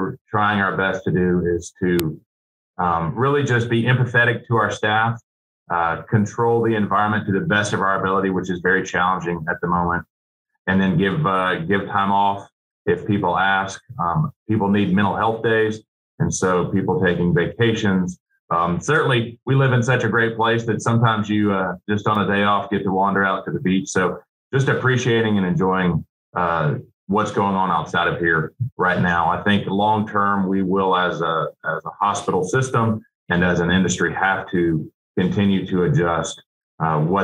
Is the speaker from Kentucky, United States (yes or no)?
no; Nashville, Tennessee, United States; now in Birmingham, United States; I grew up in Nashville